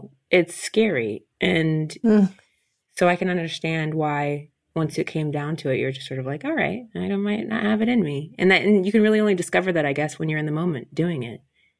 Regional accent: Midwest, United States; I'm from the Midwest

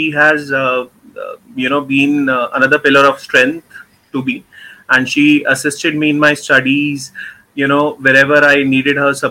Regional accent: New Delhi, Delhi, India; I am born and brought up in Delhi, which is the capital of India.

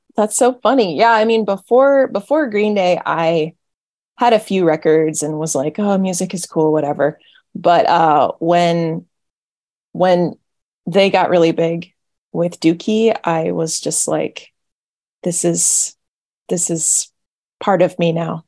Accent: an hour north of Fresno, San Joaquin Valley, Central California, United States; I was born and raised in Central California, uh, kind of just in the middle of the state, in the middle of nowhere

